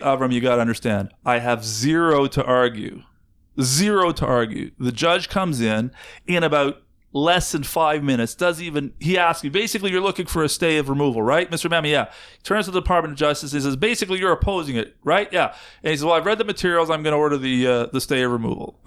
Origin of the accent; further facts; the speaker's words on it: Canada; I, as a Canadian, live in this country